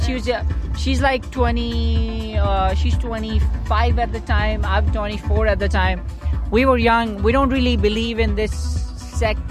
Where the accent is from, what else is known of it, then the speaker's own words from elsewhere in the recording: Hunza, Gilgit-Baltistan, Pakistan; now in Karachi, Pakistan; There's a Hunzai identity where like my hometown